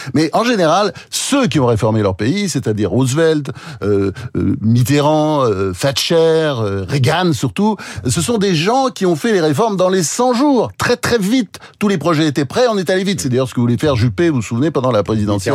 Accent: France; on est français

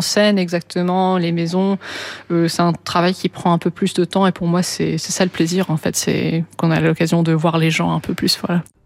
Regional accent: London, United Kingdom; moved away; je suis née à Londres, j'ai grandi à Londres

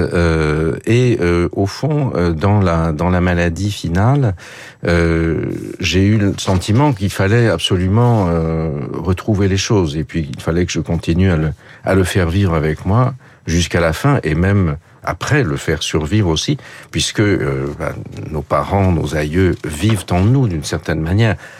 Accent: Paris, Île-de-France, France; first language French; j'ai grandi à Paris, ma langue, euh, c'est le français, bien sûr

